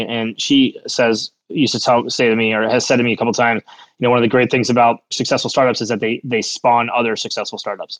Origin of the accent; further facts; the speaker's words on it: Cleveland, Ohio, United States; I'd say Cleveland